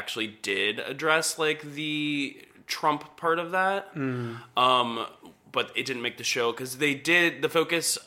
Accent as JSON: {"language": "English", "town": "Marietta", "region": "Georgia", "country": "United States", "tie": "born or raised there", "said": "my hometown"}